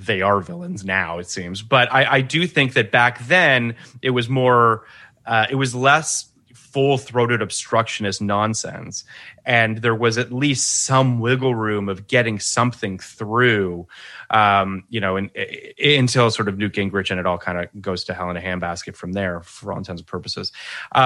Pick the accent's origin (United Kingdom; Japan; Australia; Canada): Canada; I'm Canadian